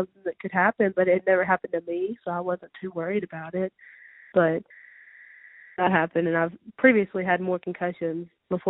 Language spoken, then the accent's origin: English; Tupelo, Mississippi, United States; also born or lived in Pontotoc, Mississippi; I'm originally from Tupelo. I was born there and lived there up until my 10th grade year of high school.